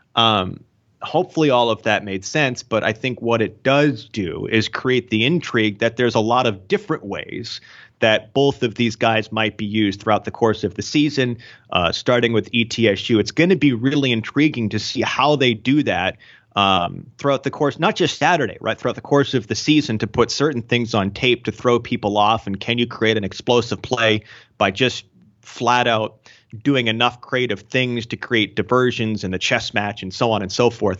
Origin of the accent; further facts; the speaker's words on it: just outside of Portland, Maine, United States; I grew up in Maine, uh, just outside of Portland